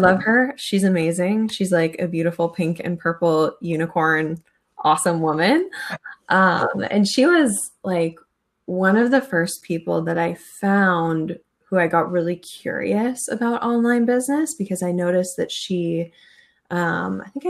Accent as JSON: {"language": "English", "region": "Minnesota", "country": "United States", "tie": "born or raised there", "also_born_or_lived": "Wisconsin / Arkansas", "moved": "as an adult", "lives_now": "San Francisco, United States", "said": "I'm from Minnesota originally. Born and raised in Minnesota"}